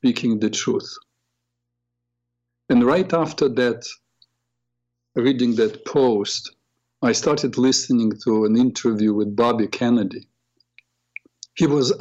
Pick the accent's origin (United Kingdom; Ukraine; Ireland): Ukraine; Odesa, Odesa Oblast; now in United States; I am from Ukraine, from a beautiful, beautiful city. Odessa